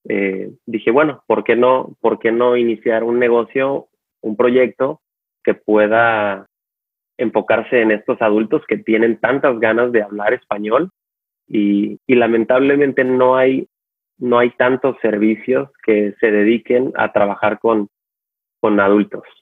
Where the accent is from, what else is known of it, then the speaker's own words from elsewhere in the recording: San Diego, California, United States; born there; also born or lived in Mexico; now in Los Angeles, United States; Eh, yo eh, nací en San Diego, California, pero viví en México básicamente la mitad de mi vida porque tengo familiares en México.